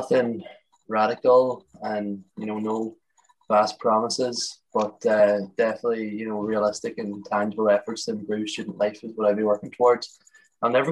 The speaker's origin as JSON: {"language": "English", "town": "Letterkenny", "region": "Ulster", "country": "Ireland", "said": "I'm from Letterkenny in Donegal"}